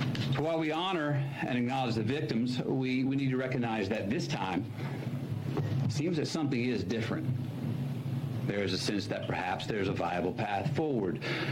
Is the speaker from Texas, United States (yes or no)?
yes; Uvalde, Texas, United States; my hometown, Uvalde.